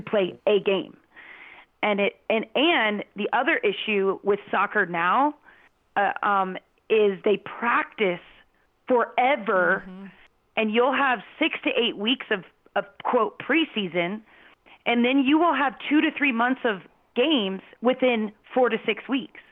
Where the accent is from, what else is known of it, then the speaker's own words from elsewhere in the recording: Phoenix, Arizona, United States; I grew up in Phoenix